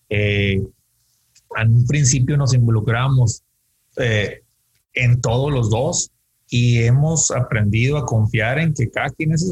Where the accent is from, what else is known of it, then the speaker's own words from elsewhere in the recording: Sinaloa, Mexico; moved away as an adult; also born or lived in United States / Asia; Eh, soy de Sinaloa, pero vivido varios años en Estados Unidos, allá estudié mi carrera, pasé más de 10 años en Asia y ahorita regreso aquí en el pueblo